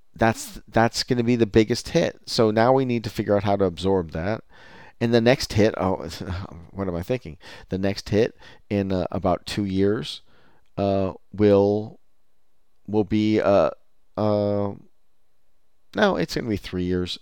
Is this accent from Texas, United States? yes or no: no; California, United States; as a Californian